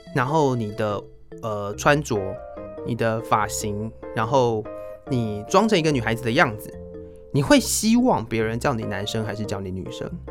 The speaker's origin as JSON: {"language": "Chinese", "country": "Taiwan", "said": "我们台湾人喜欢韩国明星。"}